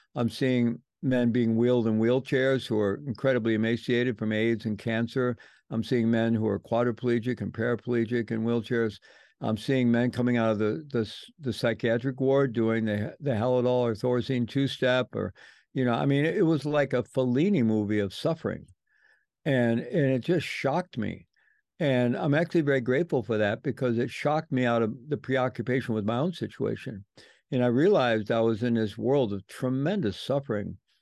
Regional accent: St. Louis, Missouri, United States; moved away as an adult; I grew up in the Midwest, um, grew up in St. Louis

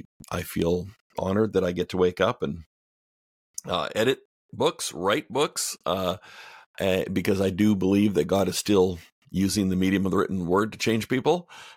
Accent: Canada; moved away as an adult; now in United States; I'm Canadian.

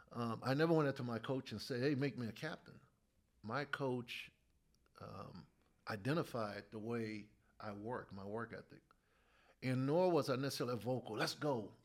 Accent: New Orleans, Louisiana, United States; I grew up in New Orleans

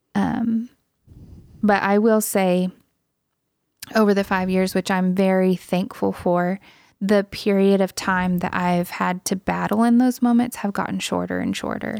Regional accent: Louisiana, United States; moved away; I am Native American, part of the, part of the Cacheta tribe of Louisiana

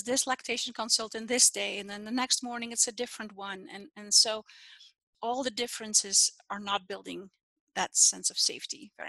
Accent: Netherlands; now in Utah, United States; I'm Dutch. I'm from the Netherlands. And when I was born in that time, it was normal to be born at home

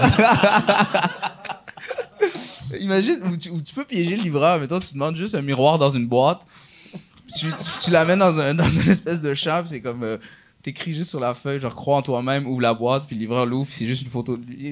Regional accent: Laval, Quebec, Canada; je suis de Laval, c'est ma ville

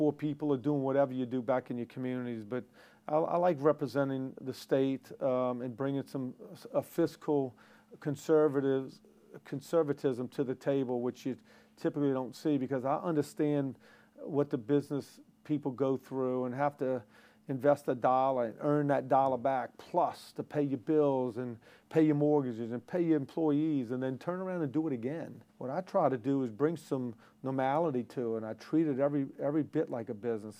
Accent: Jefferson Parish, Louisiana, United States; also born or lived in New Orleans; I was born in New Orleans, raised in Jefferson Parish

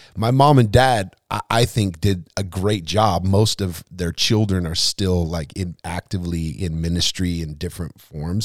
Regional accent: Lompoc, California, United States; also born or lived in Seattle, Washington / Arroyo Grande, California; most of my life was, or at least the years I remember, was in the central coast of California

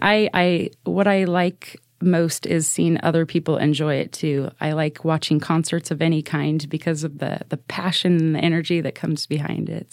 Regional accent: Salem, Oregon, United States; I was born and raised in Salem Kaiser

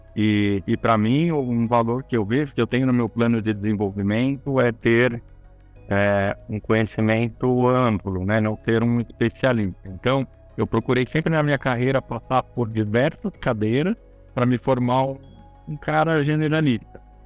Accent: São Paulo, Brazil; eu sou uma pessoa de São Paulo, capital. Eu moro em São Paulo, nasci em São Paulo

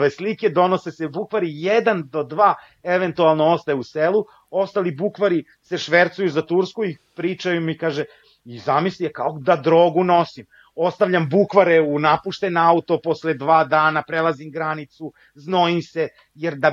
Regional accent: Kosovo; born there; ja sam rođen na Kosovu, rođen sam u Jugoslaviji i dan danas osjećam a, Jugoslaviju, odnosno Srbiju kao svoju, a, svoju domovinu.

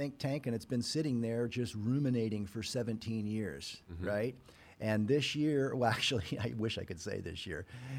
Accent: Kansas, United States; I'm from Kansas

